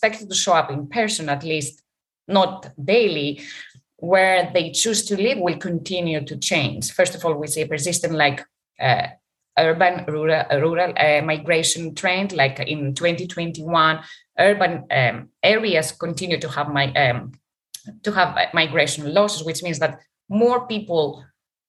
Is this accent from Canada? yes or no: no; Greece; moved away; I'm from Greece and I go there